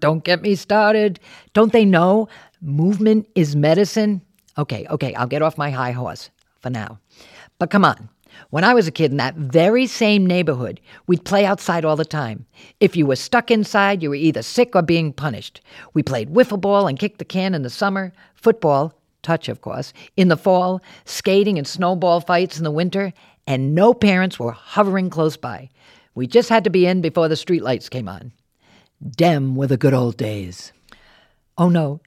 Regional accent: Warwick, Rhode Island, United States; moved away as an adult; also born or lived in New York City; I grew up in Warwick, left to see the world, and then came back home.

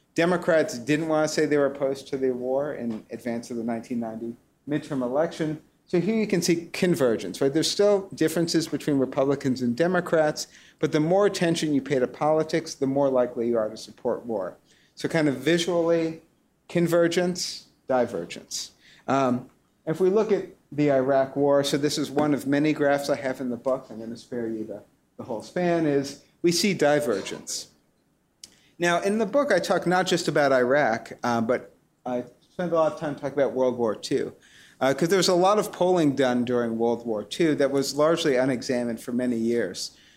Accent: New York City, New York, United States; now in Cambridge, United States; I grew up on the Upper West Side of Manhattan

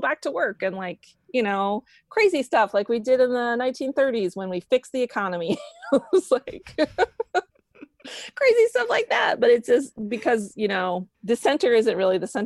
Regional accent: Florida panhandle, United States; now in Brooklyn, United States; I grew up in North Florida, in the panhandle of Florida on the Gulf Coast, and living in Brooklyn, New York

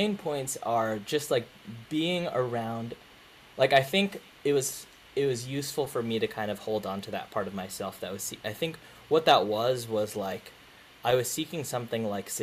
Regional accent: Philippines; I'm Filipino

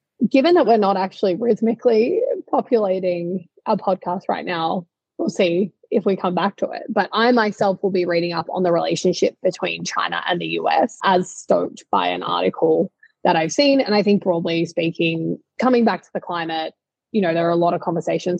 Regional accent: Australia; in Australia, my home country

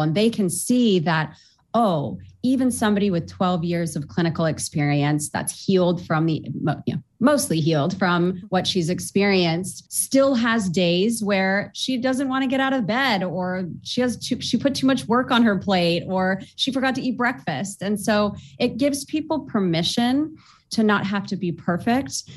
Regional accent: Orange County, California, United States; I was born and raised in Orange County, California

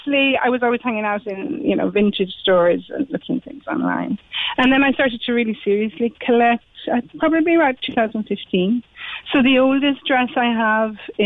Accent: Dublin, Leinster, Ireland; moved away; I am originally from Dublin, but my mum's from Kinsale

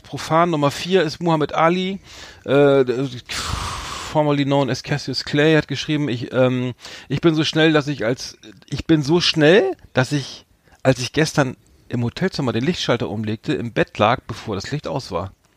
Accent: Bremen, Germany; als Bremer nicht der, der geborene Großstädter

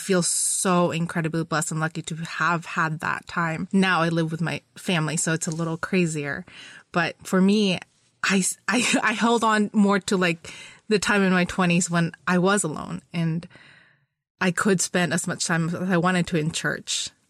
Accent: Philippines; also born or lived in Florida; now in United States; But growing up in the Philippines, Holy Week was a really big deal, right?

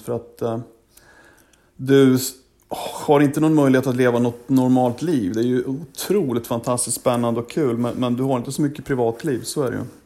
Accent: Sweden; moved away as an adult; also born or lived in Gävle; now in Washington, United States; när jag var hemma i Sverige

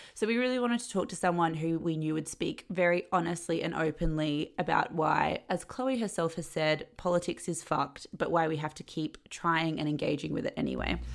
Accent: Perth, Western Australia, Australia; moved away as an adult; also born or lived in Sydney; I'm from I'm from Perth. I'm in Perth at the moment, but I was in Sydney for like the last ten years

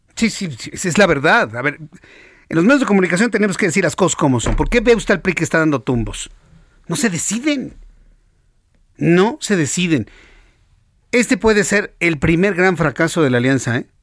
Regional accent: Mexico; somos millones los mexicanos

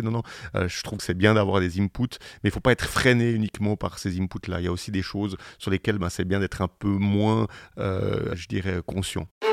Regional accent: Switzerland; on est en Suisse parce qu'on est Suisse

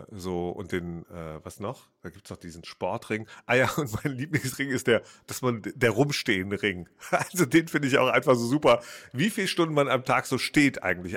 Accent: Rhineland, Germany; ich bin ja Rheinländer

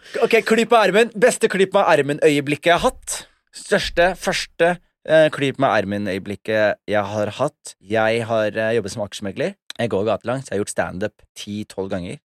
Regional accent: Skien, Vestfold og Telemark, Norway; now in Oslo, Norway; jeg vokste opp i Skien

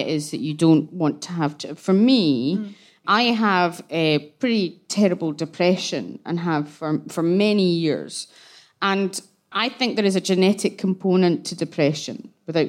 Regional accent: Glasgow, Scotland, United Kingdom; I grew up in Glasgow

